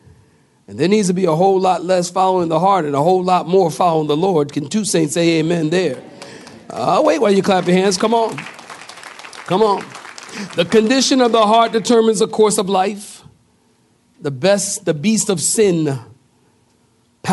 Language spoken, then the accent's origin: English; Philadelphia, Pennsylvania, United States; moved away; also born or lived in California; I come from Philadelphia